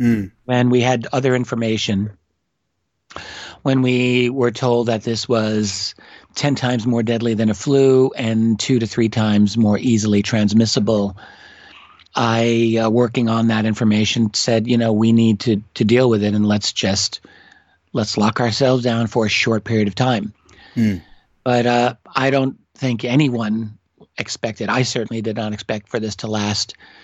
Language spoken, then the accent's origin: English; New York City, New York, United States; now in Rochester, United States; Well, I'm from New York City. That's uh-huh. where I was born and I grew up in that area.